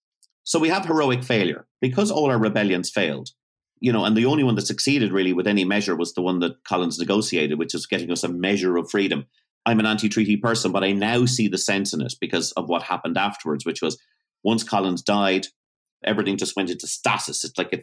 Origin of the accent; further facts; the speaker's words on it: Greystones, Leinster, Ireland; Yeah, exactly. I grew up in Greystones for 5 years.